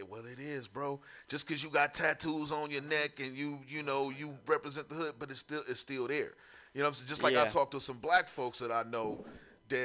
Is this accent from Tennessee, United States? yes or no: yes; Memphis, Tennessee, United States; I grew up in San Francisco in Memphis, Tennessee.